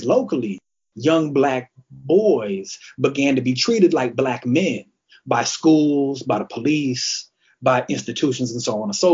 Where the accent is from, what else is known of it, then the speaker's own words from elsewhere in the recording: Kalamazoo, Michigan, United States; I'm originally from Kalamazoo, Michigan, which is a small city